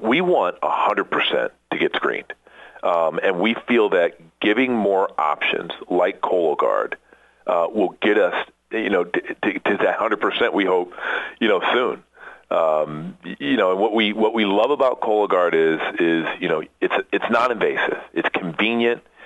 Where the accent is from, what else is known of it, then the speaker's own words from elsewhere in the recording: Iowa, United States; moved away as an adult; I'm from the Midwest, so grew up in in Iowa